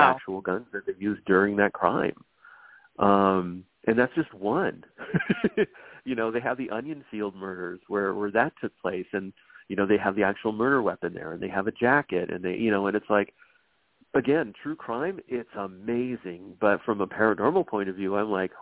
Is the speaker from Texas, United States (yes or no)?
no; Los Angeles, California, United States; I'm born and raised in Los Angeles